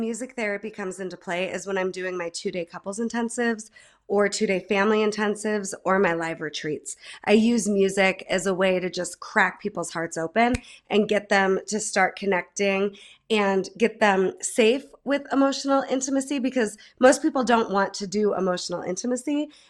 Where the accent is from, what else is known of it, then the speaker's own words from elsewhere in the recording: Holland Patent, New York, United States; now in Denver, United States; I'm from Holland Patton. I'm from the Mohawk Valley, love central New York